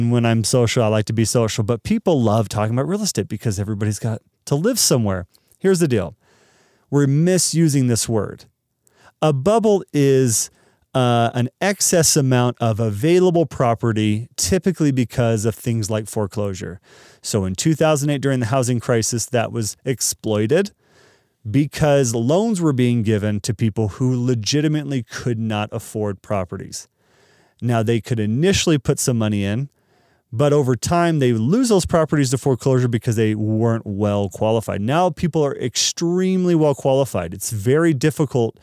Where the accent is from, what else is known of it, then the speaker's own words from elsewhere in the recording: Dallas, Texas, United States; moved away; I'm from Dallas, and we don't have basements really.